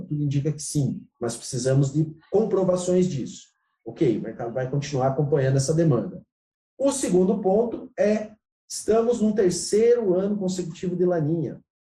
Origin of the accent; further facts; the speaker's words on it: Xanxerê, Santa Catarina, Brazil; moved away as an adult; also born or lived in Abdon Batista, Santa Catarina / Goiás; now in Goiânia, Brazil; Eu sou de Abidão Batista, Morei a vida toda em Xanxerê